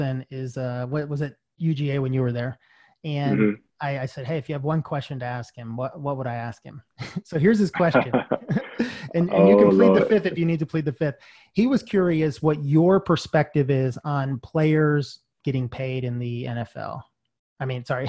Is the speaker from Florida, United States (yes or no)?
no; Georgia, United States; moved away as an adult; also born or lived in Charlotte; I grew up in Georgia